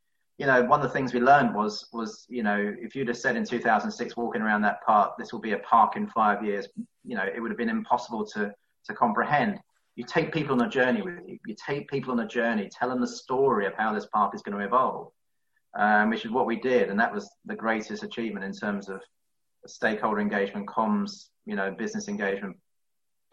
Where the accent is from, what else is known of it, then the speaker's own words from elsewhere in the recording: London, United Kingdom; as a Londoner